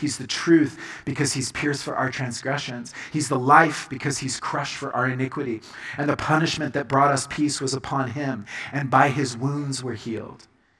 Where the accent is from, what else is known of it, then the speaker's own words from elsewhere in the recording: Colombia; I was growing up in Colombia. And my parents were missionaries, and this was my baptism.